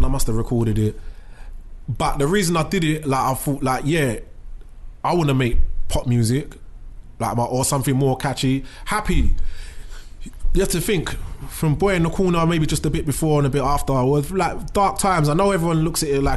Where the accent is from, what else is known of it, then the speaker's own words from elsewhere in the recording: London, United Kingdom; I'm from Bow. So Bow like it's mixed